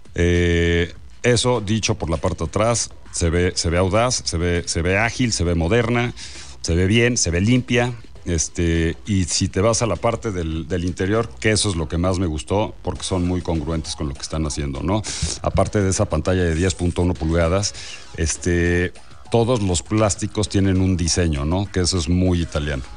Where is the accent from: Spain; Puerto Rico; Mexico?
Mexico; soy más mexicano que tú